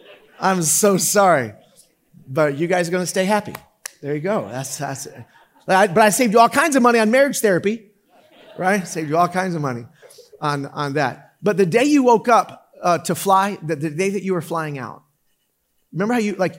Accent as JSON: {"language": "English", "town": "Orlando", "region": "Florida", "country": "United States", "tie": "born or raised there", "said": "I grew up in Orlando."}